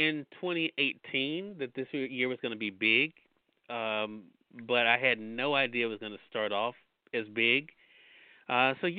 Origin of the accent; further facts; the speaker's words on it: Mississippi, United States; I was presented the opportunity to start on radio in my home state of Mississippi